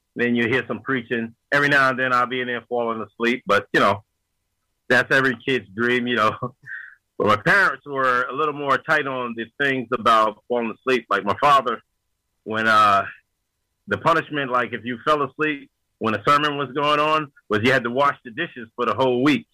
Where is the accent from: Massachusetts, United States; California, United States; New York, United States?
New York, United States; Yonkers; I was born and raised in Yonkers, New York